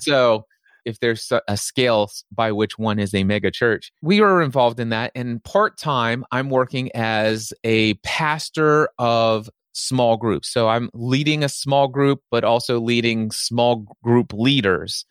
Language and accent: English; Northern Kentucky, United States; born or raised there